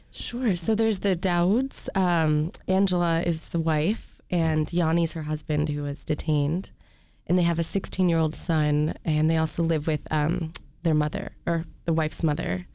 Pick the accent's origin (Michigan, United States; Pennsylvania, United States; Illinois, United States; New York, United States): Michigan, United States; Rochester; moved away; also born or lived in California; I'm from Rochester, Michigan.